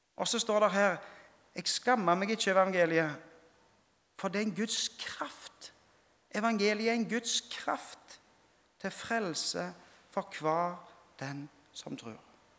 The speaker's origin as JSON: {"language": "Norwegian", "region": "Rogaland", "country": "Norway", "tie": "born or raised there", "said": "hjemme på Vea når jeg gikk i, i 4. klasse, så fikk jeg utdelt en bibel"}